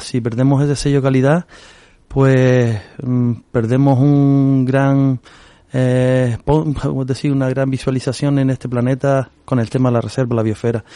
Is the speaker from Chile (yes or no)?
no; Agaete, Canary Islands, Spain; yo soy del Risco de Agate, y yo toda la vida eh, he caminado por Tamadaba